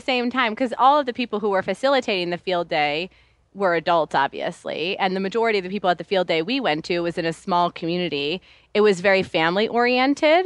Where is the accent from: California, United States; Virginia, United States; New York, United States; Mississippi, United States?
New York, United States; New York City; I grew up in New York City